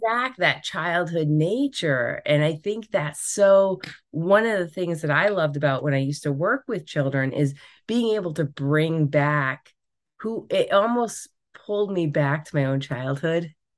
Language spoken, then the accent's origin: English; Rhode Island, United States; I grew up in Rhode Island